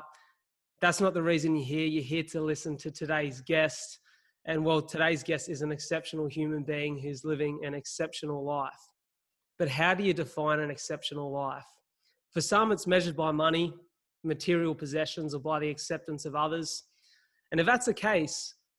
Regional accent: Wollongong, New South Wales, Australia; I'm running here in my hometown of Wollongong

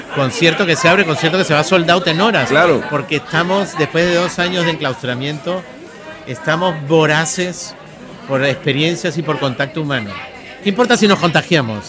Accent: Peru; De Perú

